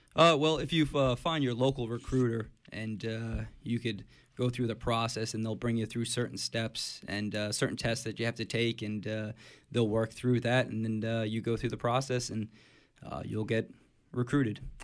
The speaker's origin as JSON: {"language": "English", "town": "Middletown", "region": "New Jersey", "country": "United States", "tie": "born or raised there", "said": "I grew up in, uh, Middletown, New Jersey"}